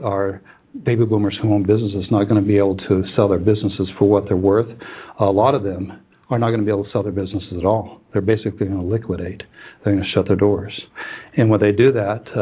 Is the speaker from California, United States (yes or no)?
yes; Huntington Beach, California, United States; I was born in Huntington Beach, California